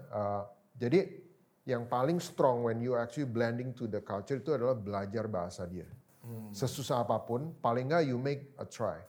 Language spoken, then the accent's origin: Indonesian; Jakarta, Indonesia; moved away as an adult; also born or lived in Thailand; kita dari Jakarta